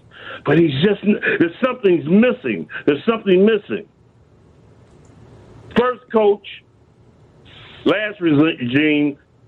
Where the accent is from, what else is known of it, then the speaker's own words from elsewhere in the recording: Chicago, Illinois, United States; now in Washington, D.C., United States; born and raised in Chicago, and Hood knows 87th Street.